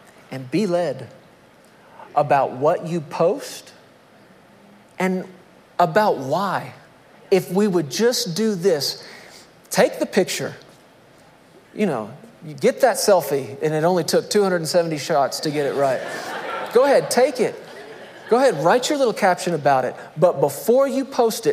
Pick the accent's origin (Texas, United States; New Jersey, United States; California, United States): Texas, United States; I'm a Texan